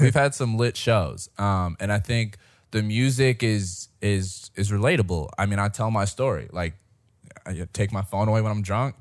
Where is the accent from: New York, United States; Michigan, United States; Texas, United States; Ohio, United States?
Michigan, United States; Detroit; now in Fort Worth, United States; in Michigan, we had the M M E, 'cause I'm from Detroit.